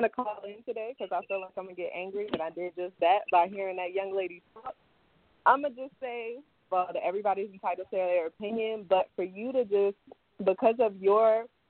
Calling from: England, United Kingdom; I'm calling from England, actually.

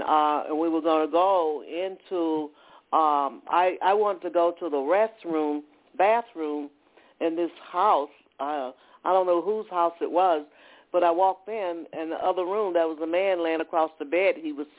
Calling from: Atlanta, Georgia, United States; I'm calling from Atlanta, Georgia.

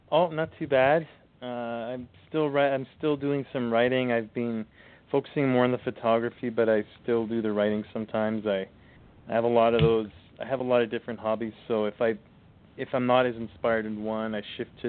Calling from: Thunder Bay, Ontario, Canada; Uh, I'm calling from uh, calling from Ontario, Canada.

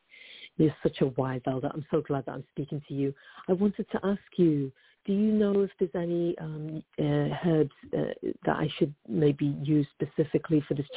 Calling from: Oakland, California, United States; I'm calling from Oakland, California.

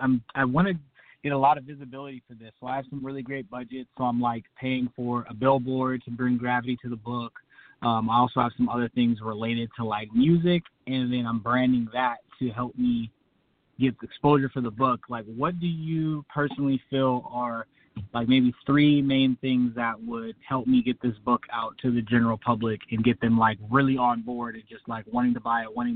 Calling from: Clovis, California, United States; I'm calling from Clovis, California.

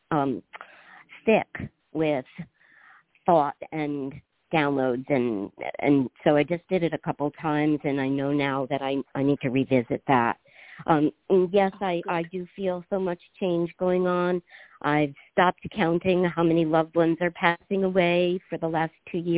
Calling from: Washington, United States; I'm uh, on the in Puget Sound, Washington.

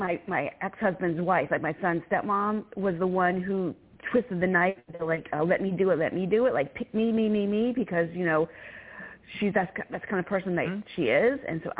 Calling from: Virginia, United States

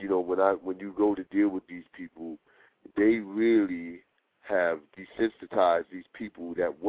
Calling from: New York City, New York, United States; I'm calling from Brooklyn.

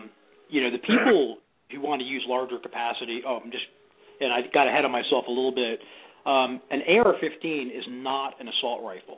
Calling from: Tampa, Florida, United States; I'm calling from Tampa, Florida.

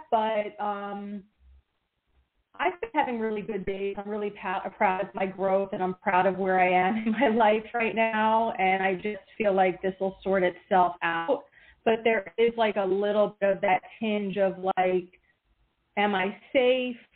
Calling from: Pennsylvania, United States; …, Pennsylvania.

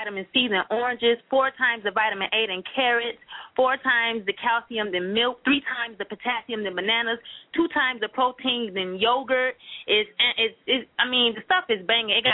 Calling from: Miami, Florida, United States; I am calling from Miami, Florida

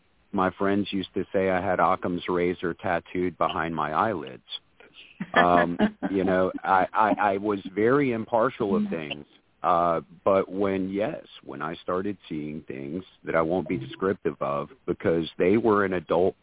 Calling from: Winyah Bay, South Carolina, United States; I'm calling from Winyaw Bay, South Carolina.

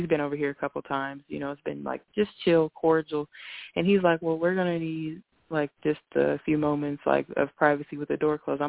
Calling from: Indiana, United States; Hey, Miss Blue, this is … I'm calling from Indiana.

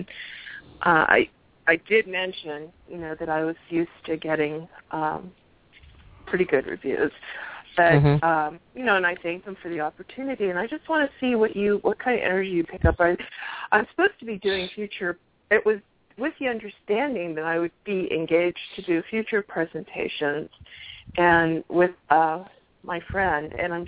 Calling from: Arizona, United States

